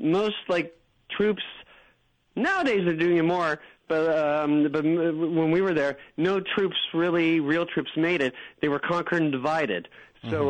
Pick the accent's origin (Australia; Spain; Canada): Canada; we're also Canadian